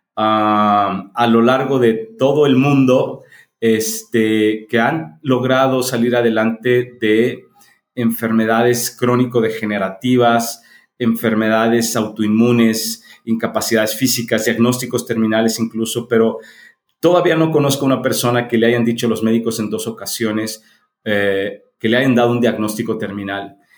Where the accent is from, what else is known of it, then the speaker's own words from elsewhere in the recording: Mexico City, Mexico; now in León, Mexico; Yo, yo nací en la Ciudad de México, soy mexicano y ya tengo este... Eh, 40 años que vivo en León, Guanajuato